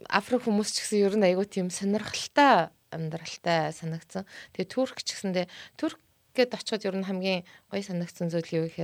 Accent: Mongolia; бид нар ингээл Монголоос ирсэн

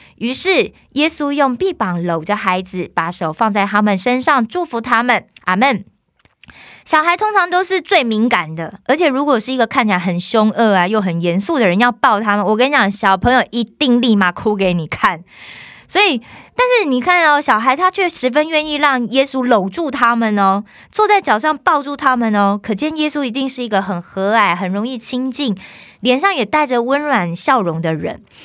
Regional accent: Taiwan; moved away as an adult; also born or lived in South Korea; 我是台湾来的

